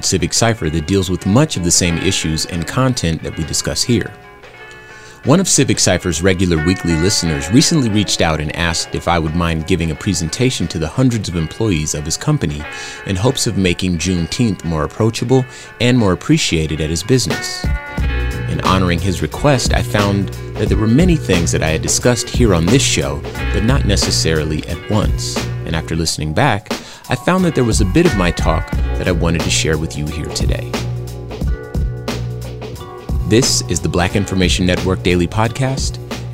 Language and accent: English; California, United States; now in Arizona, United States; We live in Arizona. So I was born in California